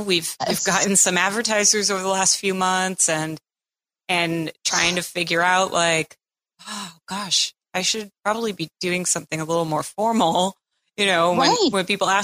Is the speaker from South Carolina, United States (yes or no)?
no; Cape Cod, Massachusetts, United States; now in Tampa, United States; I grew up on Cape Cod, so I'm a bit of a brat in that sense